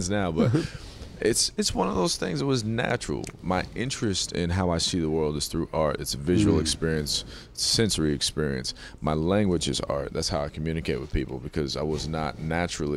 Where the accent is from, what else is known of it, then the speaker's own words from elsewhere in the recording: North Carolina, United States; I was born in North Carolina